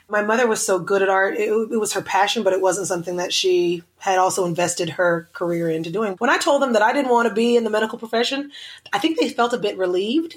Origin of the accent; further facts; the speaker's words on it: Oklahoma City, Oklahoma, United States; now in Los Angeles, United States; I grew up in Oklahoma City, right next to the capital of the city.